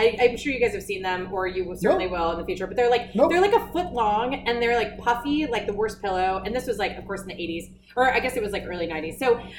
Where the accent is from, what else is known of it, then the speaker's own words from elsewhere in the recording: South Texas, United States; I grew up in South Texas. We're at the beach all the time, Port Isabel, South Padre.